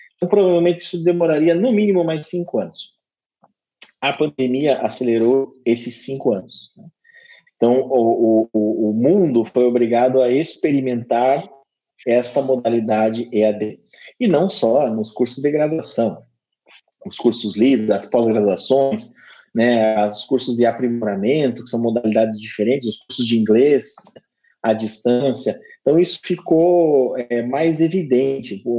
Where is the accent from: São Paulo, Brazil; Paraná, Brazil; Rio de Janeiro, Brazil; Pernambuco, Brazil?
Paraná, Brazil; Curitiba; now in Maringá, Brazil; Eu sou natural de Curitiba, eu não sou natural de Maringá, mas hoje eu moro em Maringá